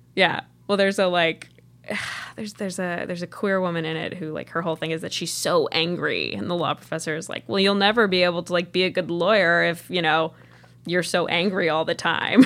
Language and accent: English; upstate New York, United States; did a show at a tiny theater in my hometown when I was probably in middle school